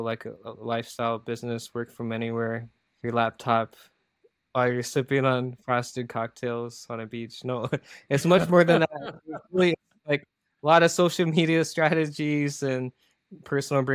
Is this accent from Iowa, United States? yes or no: yes; Iowa, United States; also born or lived in South Korea; my hometown, Iowa